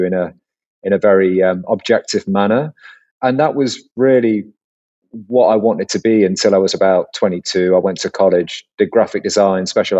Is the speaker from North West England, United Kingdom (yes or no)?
yes; Cheshire, North West England, United Kingdom; moved away as an adult; now in London, United Kingdom; I grew up in Cheshire in the northwest of England